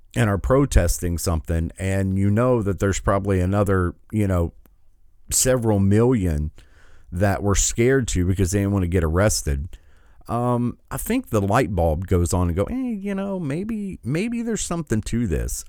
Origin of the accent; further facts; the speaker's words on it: Michigan, United States; my home state